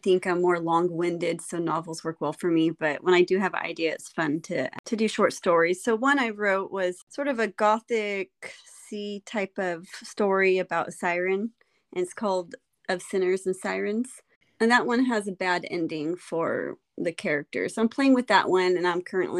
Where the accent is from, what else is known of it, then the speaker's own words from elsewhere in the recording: California, United States; I am from California